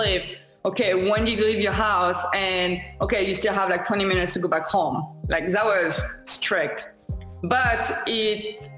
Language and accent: English; France; English is a second language; moved away as an adult; also born or lived in Chicago / Long Beach; I'm from France initially. I moved to like Long Beach a couple of years ago